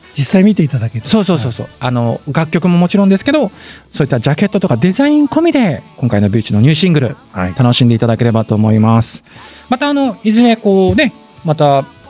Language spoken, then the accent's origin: Japanese; Kumamoto, Japan; accent: Kumamoto dialect; 熊本県の中の、うん、えっ、ー、と福岡寄りから今その社っていうところに引っ越してきたんです、うんうんはいはい、だからね最初の本当に言葉が分かんなくて、うん、で俺は熊本弁喋ってるのに